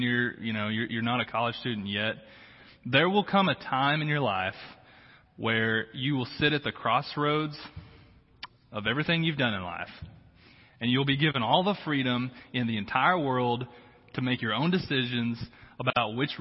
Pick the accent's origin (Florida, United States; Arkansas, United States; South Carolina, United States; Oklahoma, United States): Arkansas, United States; Harrison; moved away; Harrison, Arkansas. That's where I grew up.